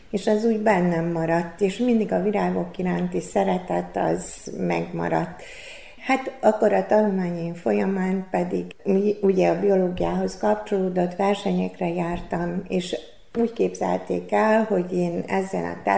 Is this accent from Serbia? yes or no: yes; Senta, Vojvodina, Serbia; moved away as an adult; also born or lived in Szeged, Hungary; az Szentán végezze, magyar, magyar nyelven végeztem.